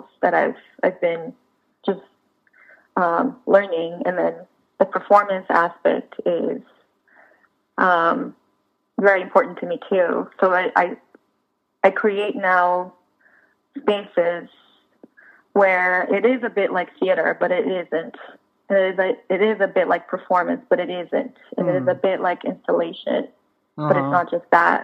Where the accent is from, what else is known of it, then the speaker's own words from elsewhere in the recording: Brazil; moved away as an adult; also born or lived in Boston; now in Los Angeles, United States; I'm Latina from Brazil